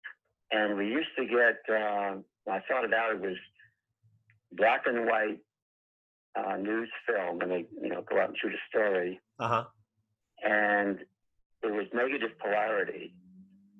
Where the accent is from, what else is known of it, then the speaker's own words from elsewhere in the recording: Long Island, New York, United States; moved away as an adult; now in California, United States; I'm originally from New York, or Long Island